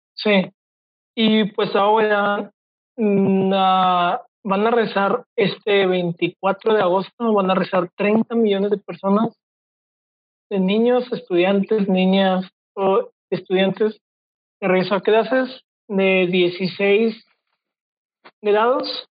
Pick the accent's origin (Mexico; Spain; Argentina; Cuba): Mexico; como buen mexicano